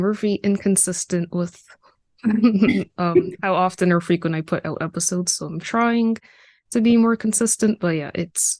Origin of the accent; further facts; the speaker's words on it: United States; I am a first generation American. My parents were born in West Africa and Ivory Coast, and I was born in America.